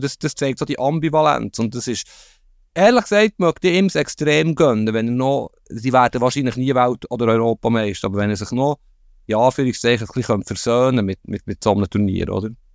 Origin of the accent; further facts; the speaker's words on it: Bern, Switzerland; Darf ich das sagen als Berner